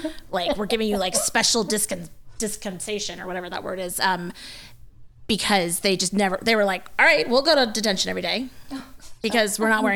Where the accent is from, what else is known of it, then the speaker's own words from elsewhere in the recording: East Coast, United States; moved away; growing up on the East Coast, it was like, you know, cold, real cold, guys, and snow